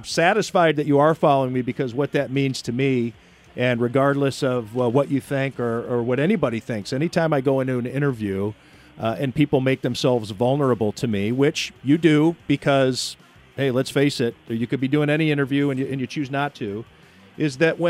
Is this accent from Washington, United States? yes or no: no; Las Vegas, Nevada, United States; now in Buffalo, United States; I was backwards. I moved to Buffalo from Las Vegas.